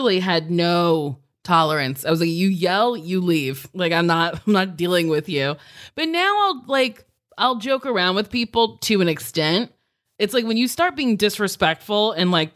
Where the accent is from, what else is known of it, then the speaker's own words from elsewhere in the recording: New Jersey, United States; I grew up in Jersey